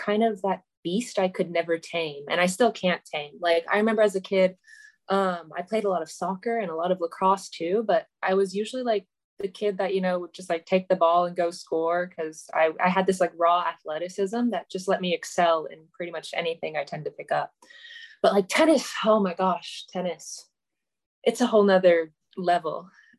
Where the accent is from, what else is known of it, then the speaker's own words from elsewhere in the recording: California, United States; born there; But I was born in California, but I'm a military kid, so I've grown up all around